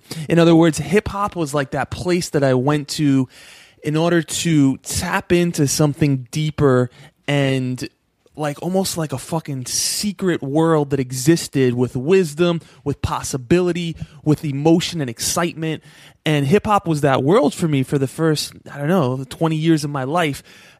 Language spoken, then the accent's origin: English; East Coast, United States; Like, although I'm from the East Coast and …'s from the West Coast, there was still something there.